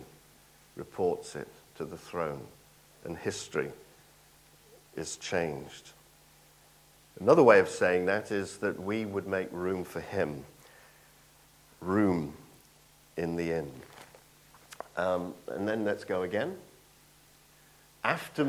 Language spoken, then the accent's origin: English; Nottingham, East Midlands, United Kingdom; moved away; I'm from Nottingham